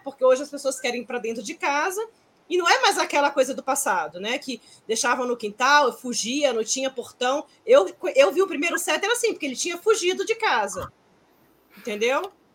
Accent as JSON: {"language": "Portuguese", "town": "Brasília", "region": "Federal District", "country": "Brazil", "said": "aqui em Brasília, que eu sou de Brasília"}